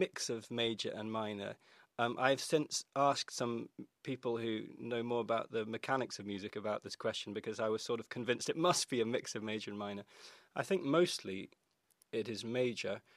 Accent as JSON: {"language": "English", "area": "Orkney", "region": "Scotland", "country": "United Kingdom", "tie": "born or raised there"}